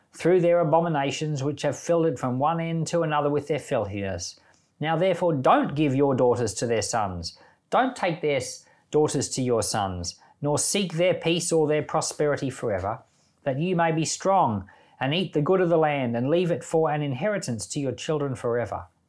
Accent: Australia; I'm Australian

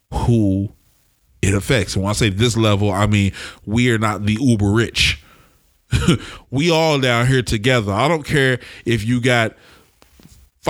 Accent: Oklahoma City, Oklahoma, United States; now in Portland, United States; I come from Oklahoma City, and there's a lot of poverty there

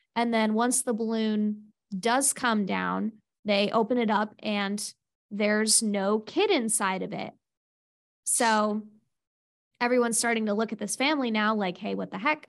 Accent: Pennsylvania, United States; as an American and as a Pennsylvania

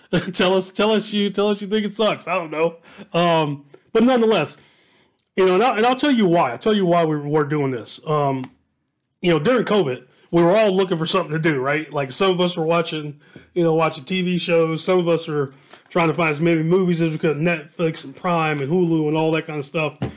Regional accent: Dayton, Ohio, United States; I'm from Southwest Ohio, born and raised

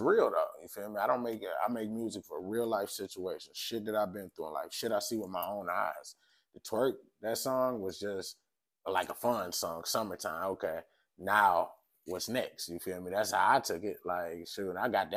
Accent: Hamtramck, Michigan, United States; also born or lived in Detroit, Michigan / Highland Park, Michigan; I was born in Detroit, then I grew up in Hamtramck most of my life, went to elementary, middle school, the high school.

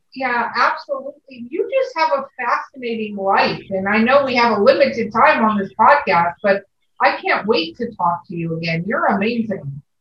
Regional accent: Los Angeles, California, United States; I grew up in Hollywood, California, but my family is from Minnesota

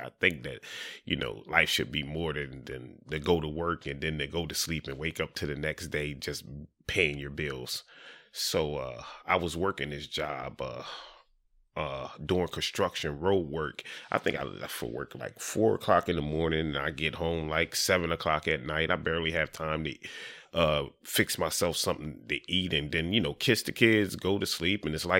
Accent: Dover, Delaware, United States; also born or lived in Florida; I was born in Florida. My mom and my pop, they were migrant workers. So, you know, we traveled the East Coast doing potatoes, tomatoes, or whatever. I'm from Dover.

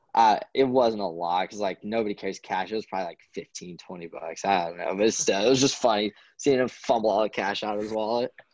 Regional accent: North Carolina, United States; growing up in North Carolina

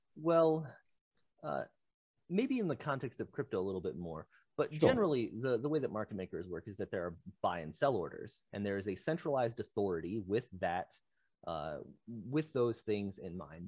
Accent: Michigan, United States; I'm some guy from Michigan.

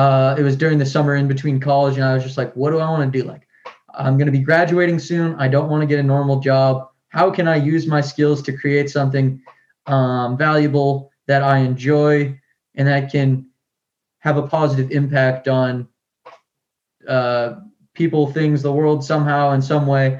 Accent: Peabody, Massachusetts, United States; I grew up in Massachusetts in a small town, suburb, kind of close to Boston, Peabody

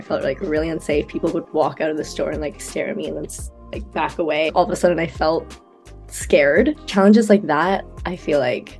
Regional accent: Vancouver, British Columbia, Canada; So I like to break it down and say I'm like Malaysian, Chinese, Singaporean, that type of vibe. Growing up in Vancouver, there's a lot of like Asian people anyway. I went to elementary school with like a Mandarin bilingual program.

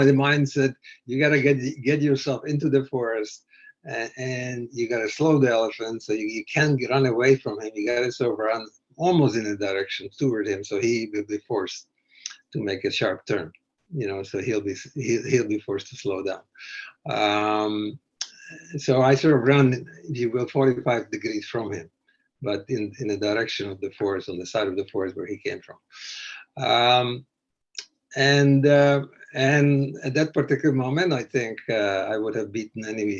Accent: Canada; I'm a Canadian

